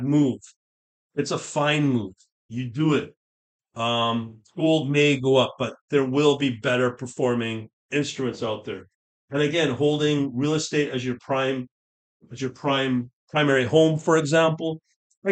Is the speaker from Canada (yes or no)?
yes; Canada; As a Canadian